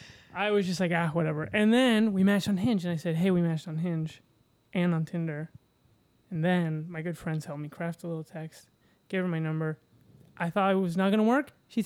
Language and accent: English; Connecticut, United States; I'm from Connecticut.